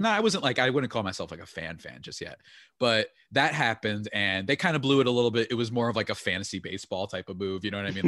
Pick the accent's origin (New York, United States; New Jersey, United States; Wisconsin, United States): New Jersey, United States; I'm from New Jersey